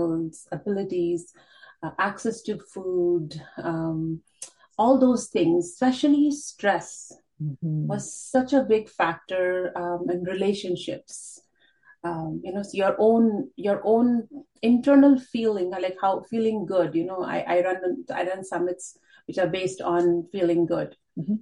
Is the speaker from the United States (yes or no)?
no; India; moved away as an adult; now in Canada; my initial education has been in India, and then I was in the teaching line, teaching high school. And then when we came to Canada